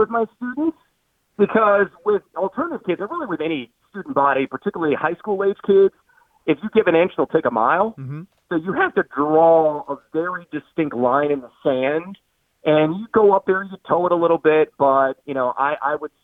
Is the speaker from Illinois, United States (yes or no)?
yes; Champaign, Illinois, United States; living and growing up in Champaign